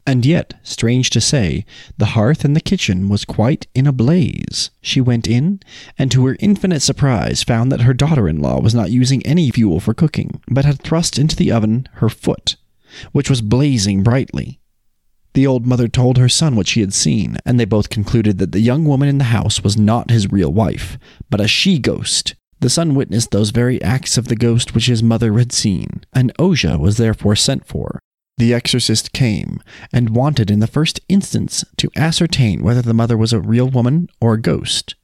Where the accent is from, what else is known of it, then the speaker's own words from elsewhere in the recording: Utah, United States; we're from Utah